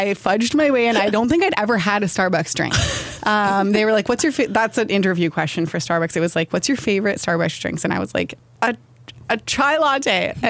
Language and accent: English; Wooler, Ontario, Canada; I grew up in Wooler.